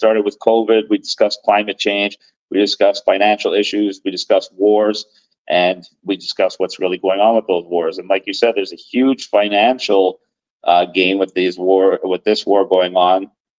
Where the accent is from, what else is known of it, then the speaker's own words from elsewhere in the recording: Toronto, Ontario, Canada; moved away as an adult; now in United Kingdom; right now I'm in the UK, but I hail from Toronto, Canada.